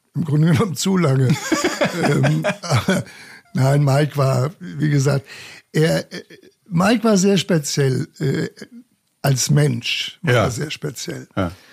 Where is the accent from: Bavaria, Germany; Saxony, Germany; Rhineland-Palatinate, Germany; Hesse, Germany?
Bavaria, Germany; Munich; ich bin gebürtiger Münchner, von daher gesehen bin ich auch äh, mit Löwenbräu oder mit Shaw oder mit dem Augustiner groß geworden